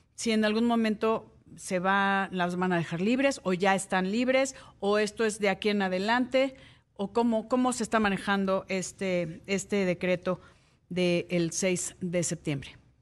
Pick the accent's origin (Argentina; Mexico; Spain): Mexico; los que hemos nacido aquí en México